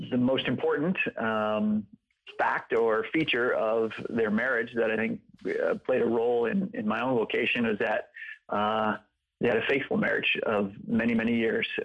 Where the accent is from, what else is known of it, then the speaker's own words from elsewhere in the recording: Atlanta, Georgia, United States; also born or lived in West Coast / New York; I was born out on the West Coast. We lived in upstate New York for a little while. We ultimately moved to Atlanta.